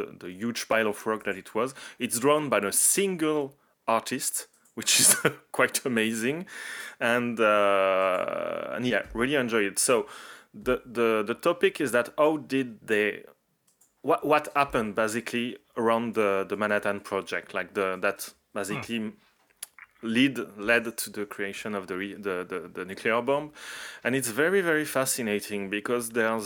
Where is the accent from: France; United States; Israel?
France; from France